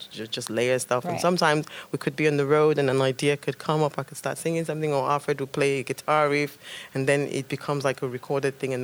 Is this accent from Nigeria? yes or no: yes; Nigeria; moved away; the whole stories that I got told as a kid growing up in Nigeria